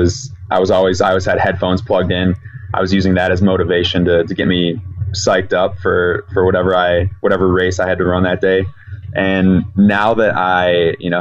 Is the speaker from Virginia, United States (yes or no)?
no; Chicago, Illinois, United States; I'm from Chicago, so I know what Chicago winters can be like